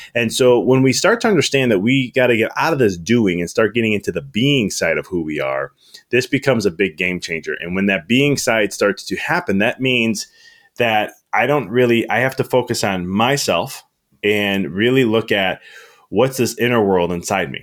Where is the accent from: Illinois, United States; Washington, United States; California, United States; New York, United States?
Illinois, United States; Chicago; moved away as an adult; now in Knoxville, United States; I'm from Chicago originally, and I moved to Na-, Knoxville in December